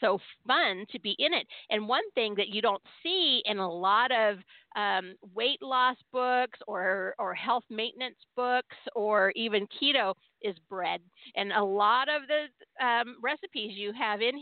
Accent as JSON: {"language": "English", "region": "California", "country": "United States", "tie": "born or raised there", "said": "I was born and raised in California"}